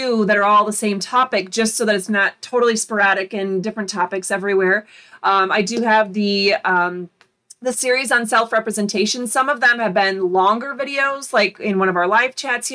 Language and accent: English; Florida, United States; also born or lived in Michigan; I grew up in Florida, even though Michigan is always going to be my home as well